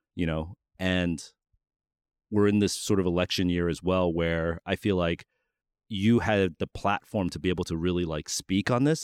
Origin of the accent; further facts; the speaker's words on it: New York, United States; growing up in New York